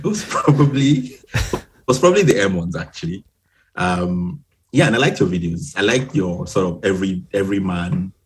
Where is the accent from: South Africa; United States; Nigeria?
Nigeria; also born or lived in Edinburgh, United Kingdom; now in Ipswich, United Kingdom; I grew up in Nigeria, which is where most of my family and, you know, my friends before now are